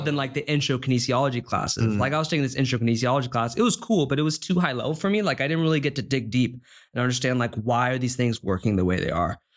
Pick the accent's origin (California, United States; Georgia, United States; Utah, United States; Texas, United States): California, United States; San Clemente; moved away as an adult; now in Stanford, United States; from Southern California, I was born in San Clemente